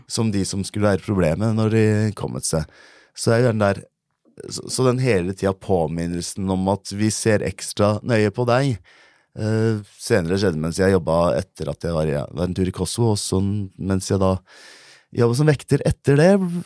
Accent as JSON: {"language": "Norwegian", "country": "Norway", "tie": "born or raised there"}